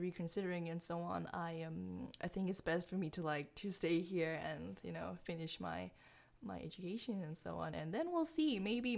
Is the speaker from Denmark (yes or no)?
yes; Aarhus, Central Denmark Region, Denmark; English is a second language; now in Odense, Denmark